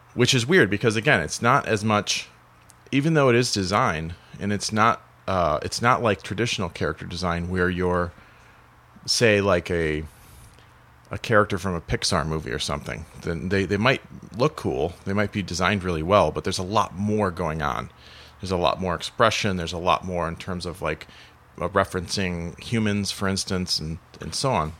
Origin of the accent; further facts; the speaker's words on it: Joliet, Illinois, United States; I'm from Joliet